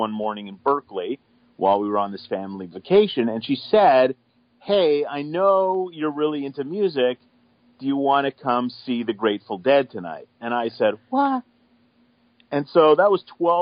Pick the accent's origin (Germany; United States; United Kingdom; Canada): Canada; just outside of Toronto, Ontario; I'm a suburban kid. I grew up just outside of Toronto